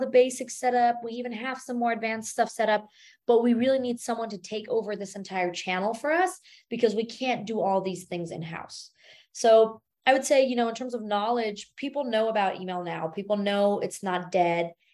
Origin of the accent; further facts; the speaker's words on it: Germany; moved away as an adult; now in United States; born and raised in Germany